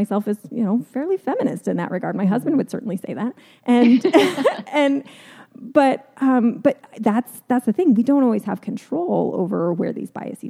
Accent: Southern California, United States; now in Gainesville, United States; I grew up in Southern California and the schools that I went to were pretty diverse actually.

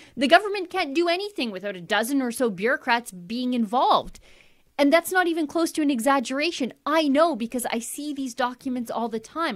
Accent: Canada; I'm a Canadian

